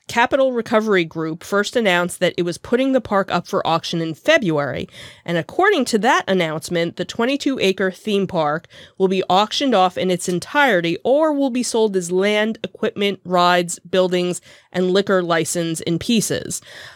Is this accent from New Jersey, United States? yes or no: yes; Jackson, New Jersey, United States; We've got, which is where my hometown was and where I actually worked for many a summer.